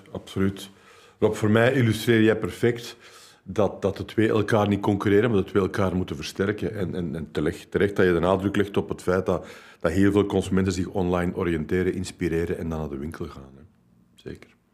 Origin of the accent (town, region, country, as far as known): Flanders, Belgium